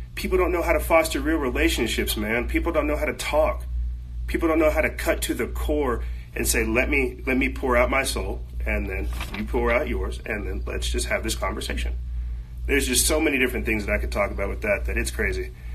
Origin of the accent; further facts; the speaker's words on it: United States; I'm fourth generation free slave American or freed African here in America